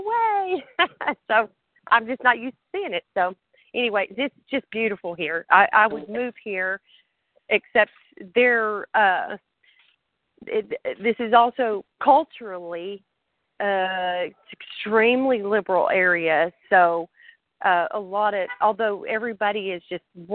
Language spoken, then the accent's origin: English; New Mexico, United States; moved away; also born or lived in West Texas / Central Texas; I'm from New Mexico, and the ugly part of New Mexico